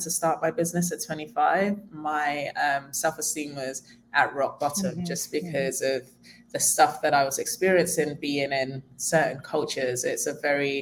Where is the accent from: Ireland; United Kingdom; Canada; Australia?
United Kingdom; London; moved away as an adult; also born or lived in Nigeria; now in Tulum, Mexico; I was born in Nigeria and moved to London when I was 6 years old